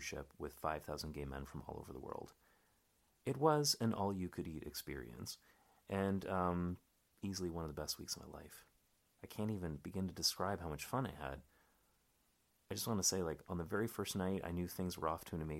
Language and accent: English; Canada; now in Berlin, Germany; I'm a Canadian stand-up comic living in Berlin.